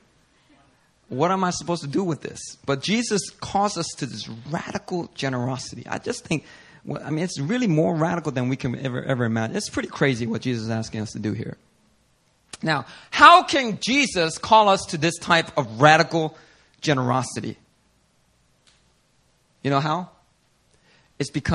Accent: Philadelphia, Pennsylvania, United States; a young middle schooler growing up in Philly

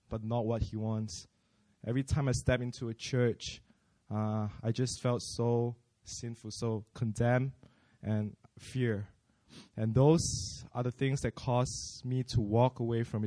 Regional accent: Malaysia; moved away as an adult; now in South Korea; I'm from Malaysia.

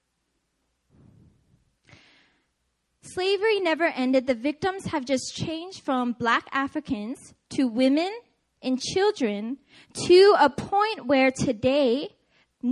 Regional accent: Seattle, Washington, United States; I'm from Seattle

